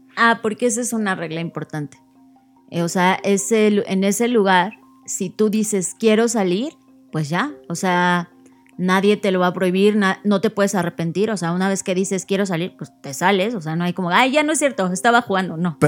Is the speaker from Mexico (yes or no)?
yes; Mexico; yo como mexicana